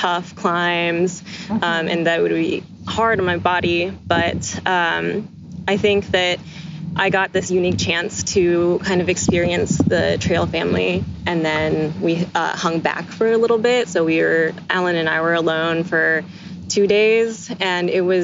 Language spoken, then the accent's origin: English; Mountain View, California, United States; I'm from Mountain View, California